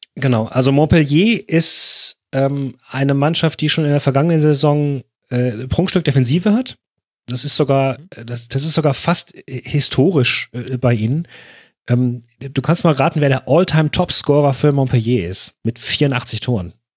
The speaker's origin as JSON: {"language": "German", "country": "Germany", "said": "als Deutscher"}